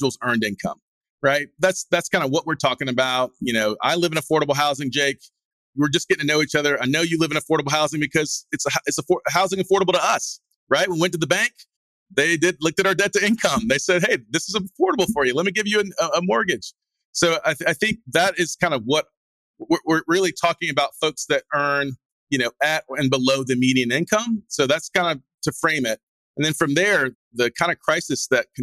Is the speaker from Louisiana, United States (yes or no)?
no; Greenville, South Carolina, United States; this is my hometown